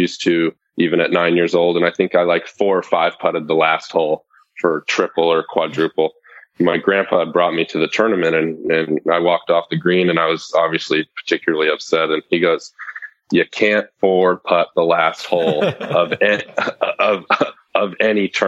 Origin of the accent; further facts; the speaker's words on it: Los Alamitos, California, United States; I grew up kind of near Long Beach in a city called Los Alamitos in Southern California.